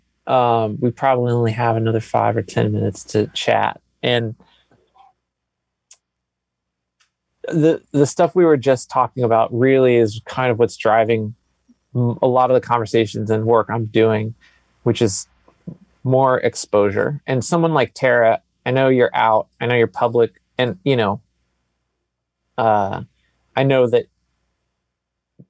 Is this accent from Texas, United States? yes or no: yes; Texas, United States; I was born in the South, I was born in Texas